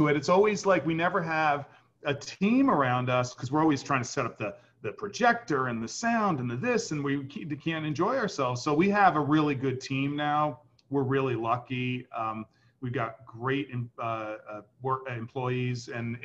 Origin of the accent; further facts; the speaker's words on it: New York City, New York, United States; I was born and raised in New York City